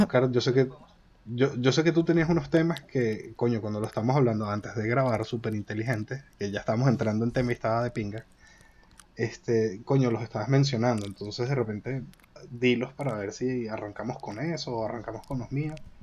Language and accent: Spanish; Venezuela; now in Madrid, Spain; Dos venezolanos, uno en Madrid